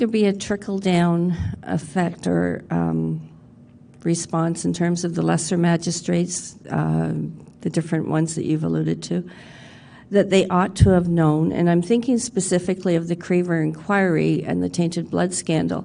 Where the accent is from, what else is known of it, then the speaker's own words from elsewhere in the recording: Ontario, Canada; I'm from Ontario